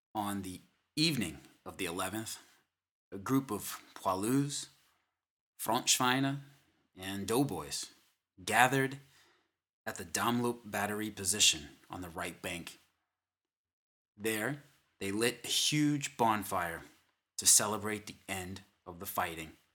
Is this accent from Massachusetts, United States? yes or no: yes; Boston, Massachusetts, United States; I am from the Boston, Massachusetts area.